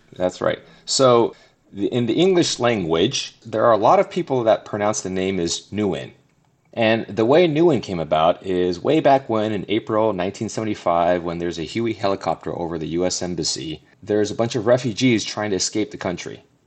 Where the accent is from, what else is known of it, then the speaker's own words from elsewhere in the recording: Southern California, United States; moved away as an adult; now in Denver, United States; I'm originally from Southern California, born and raised